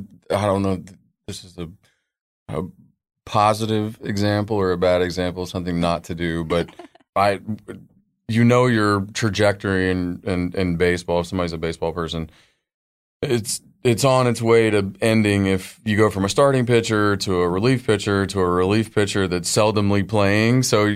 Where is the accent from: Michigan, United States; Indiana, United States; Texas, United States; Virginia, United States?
Texas, United States; Dallas; I grew up in Dallas, Fort Worth. Moved around for a little bit.